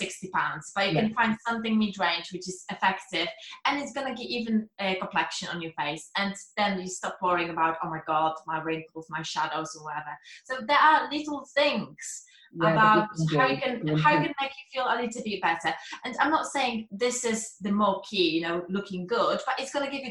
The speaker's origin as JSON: {"language": "English", "country": "Poland", "second_language": "English", "moved": "yes", "said": "I was worrying about my accent, if people are going to understand what I'm saying, because I'm Polish"}